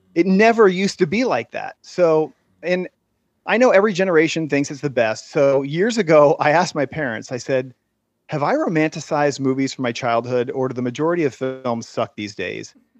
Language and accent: English; Central Florida, United States; moved away as an adult; now in California, United States; I grew up in Central Florida